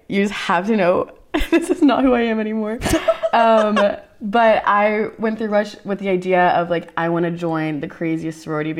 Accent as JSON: {"language": "English", "town": "Dallas", "region": "Texas", "country": "United States", "tie": "born or raised there", "also_born_or_lived": "Allen, Texas"}